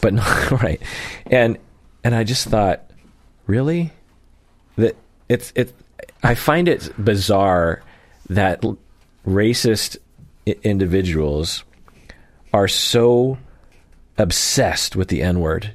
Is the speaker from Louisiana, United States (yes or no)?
no; Sammamish, Washington, United States; where I grew up in Sammamish